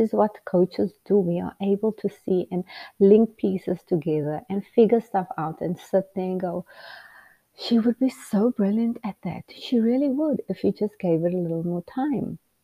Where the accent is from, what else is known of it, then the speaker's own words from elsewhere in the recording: Port Elizabeth, Eastern Cape, South Africa; moved away as an adult; now in United States; You come from a small city town in South Africa called Port Elizabeth